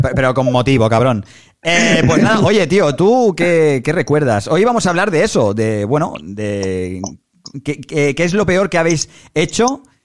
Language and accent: Spanish; Badalona, Catalonia, Spain; yo soy de Badalona y el Andrés también